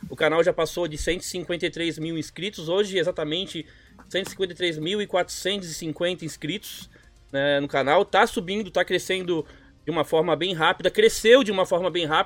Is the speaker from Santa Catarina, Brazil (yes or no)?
yes; Florianópolis, Santa Catarina, Brazil; Eu sou havaiano, pra quem não sabe, eu sou de Floripa aqui.